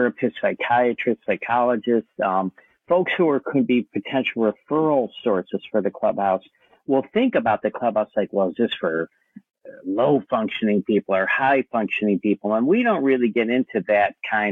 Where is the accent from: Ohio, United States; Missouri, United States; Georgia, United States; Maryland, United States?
Ohio, United States; moved away as an adult; now in Kauai, United States; I'm originally from Ohio. I've been living here in Hawaii 34 years